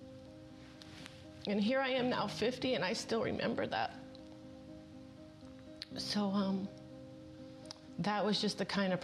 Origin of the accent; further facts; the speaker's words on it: Southern California, United States; I was born and raised in Southern California